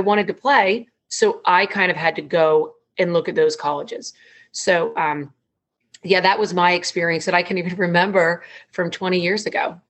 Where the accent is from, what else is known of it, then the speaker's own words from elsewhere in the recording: Idaho, United States; I grew up in Idaho, a state out in the Northwest